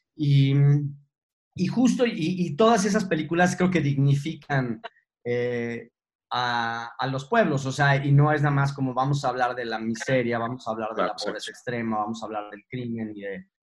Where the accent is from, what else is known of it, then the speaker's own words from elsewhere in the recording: Mexico; cuando me preguntan que de dónde soy y digo que soy mexicano